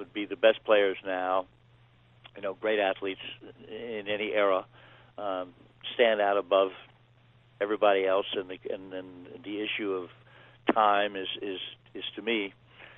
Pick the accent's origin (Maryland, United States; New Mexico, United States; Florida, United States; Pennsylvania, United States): Maryland, United States; Baltimore; I grew up in Baltimore